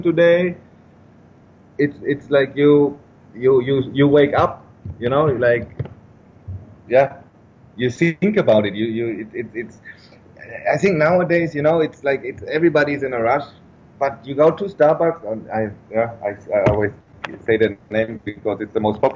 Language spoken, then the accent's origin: English; Germany; also born or lived in Vietnam; I'm from Germany